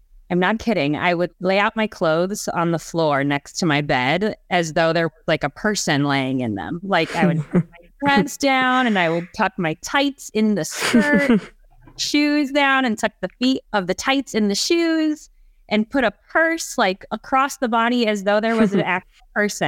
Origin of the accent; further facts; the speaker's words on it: Ohio, United States; also born or lived in Canada; And I was born in Canada, believe it or not, but lived in Ohio for most of my life.